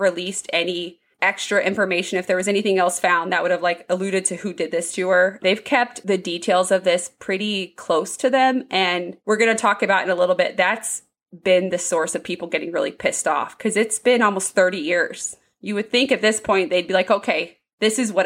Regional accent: Hartford City, Indiana, United States; also born or lived in Marion, Indiana; We're from Hartford.

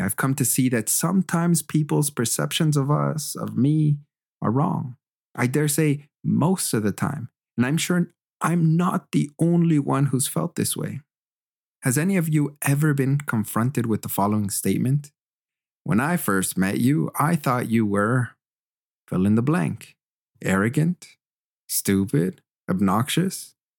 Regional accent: Canada; moved away as an adult; also born or lived in Germany / Quebec; I'm also Canadian. This beautiful land has shaped my worldview and educated me. I have an open mind, and it's because I grew up in the great white north

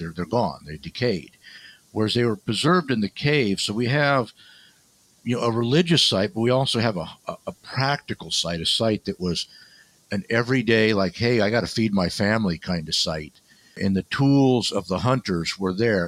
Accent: Barstow, California, United States; also born or lived in Needles, California; a little bit in Needles, California, and Barstow, California. So it's Mojave Desert

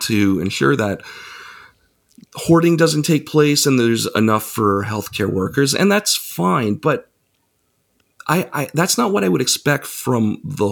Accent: Canada; I'm from Canada

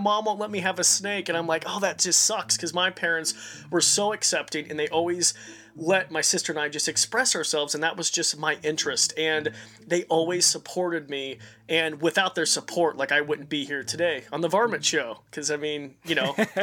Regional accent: Robie Creek, Idaho, United States; I grew up in Roby Creek, Idaho.

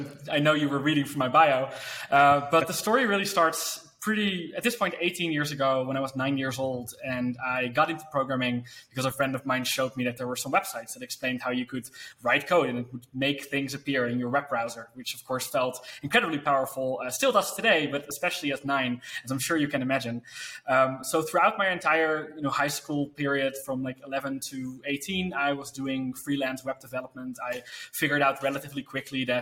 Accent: Netherlands; I told him that I worked for, the business I had, and that I was from the Netherlands

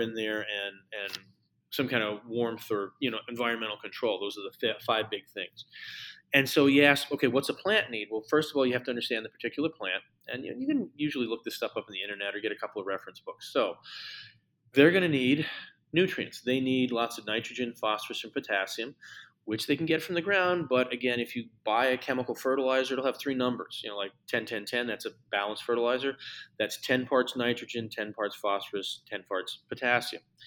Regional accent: Connecticut, United States; near the house where I grew up in Connecticut

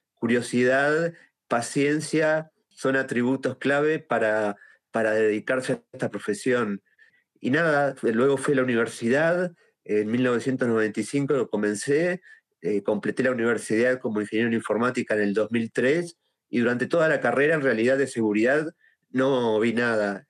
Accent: Uruguay; soy de Uruguay

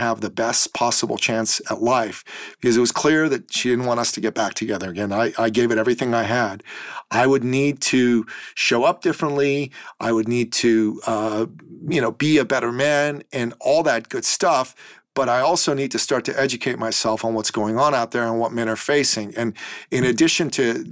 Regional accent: Iran; now in Toronto, Canada; being a man from the Middle East, I'm a Christian from Iran originally

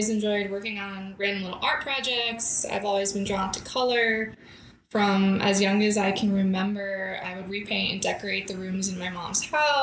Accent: Yankton Sioux Reservation, South Dakota, United States; also born or lived in Oregon / Southwest United States (Tucson area, Arizona); now in Arizona, United States; I grew up on a small reservation in South Dakota along the Missouri River

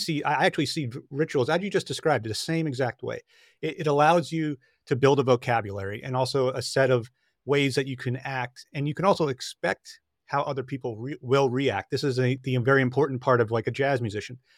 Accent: Long Island, New York, United States; when I was a child, I grew up on Long Island in New York

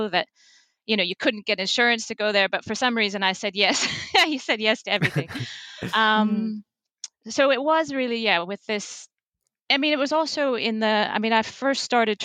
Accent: the Midwest of the United States, United States; moved away as an adult; you might be able to tell from my accent. I grew up in the Midwest of the United States

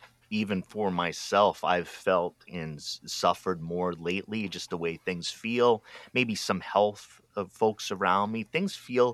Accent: Rhode Island, United States; now in Oregon, United States; I grew up in Rhode Island where 90% of the people there are Roman Catholic

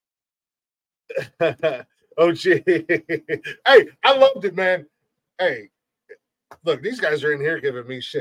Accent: Central Ohio, United States; I was born in Central Ohio, born and raised in Central Ohio, grew up here my whole life

